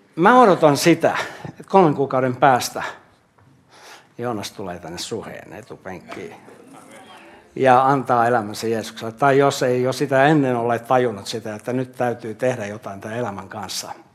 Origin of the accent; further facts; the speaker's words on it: Jyväskylä, Central Finland, Finland; also born or lived in Kustavi / Hämeenlinna / Jaala; now in Helsinki, Finland; Mä olen Jyväskylästä kotoisin